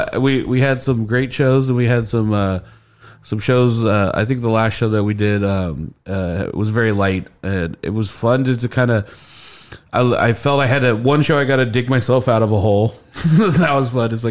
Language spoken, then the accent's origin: English; Indianapolis, Indiana, United States; I did grow up on the west side of Indianapolis